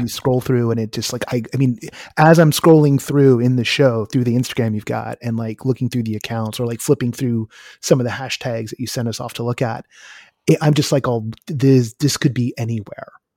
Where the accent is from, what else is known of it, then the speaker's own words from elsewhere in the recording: California, United States; as a Californian